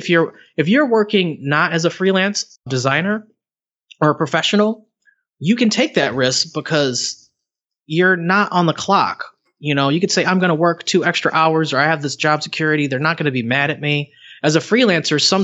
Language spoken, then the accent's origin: English; Cleveland, Ohio, United States; I'm from Cleveland